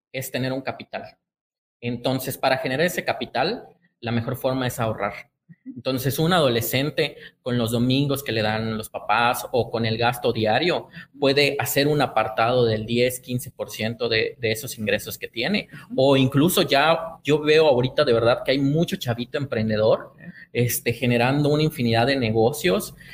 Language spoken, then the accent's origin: Spanish; Chiapas, Mexico; Pues como soy chiapaneco, la verdad es que cochito.